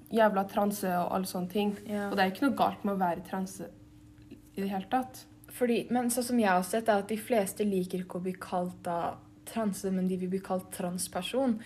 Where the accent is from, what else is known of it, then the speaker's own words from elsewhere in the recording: Norway; jeg ser ganske norsk ut, og jeg er født i Norge